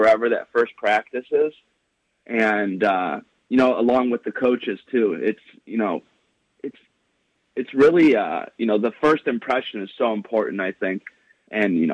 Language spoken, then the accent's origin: English; Madison, Ohio, United States; I graduated from my hometown of Madison